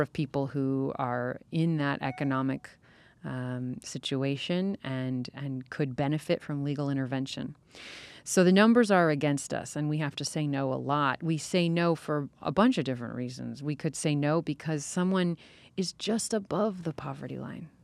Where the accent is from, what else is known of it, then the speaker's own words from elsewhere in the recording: California, United States; I grew up in California